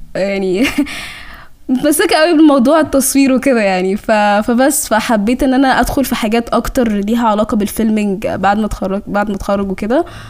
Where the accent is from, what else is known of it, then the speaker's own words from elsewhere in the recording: Cairo, Cairo Governorate, Egypt; accent: Egyptian; also born or lived in Sudan; انا يعني من السودان آه وجيت هنا مصر